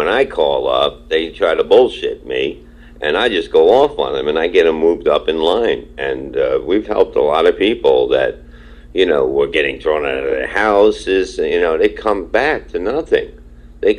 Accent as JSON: {"language": "English", "town": "New York City", "region": "New York", "country": "United States", "tie": "born or raised there", "said": "I grew up in Brooklyn, Staten Island, and we were badass"}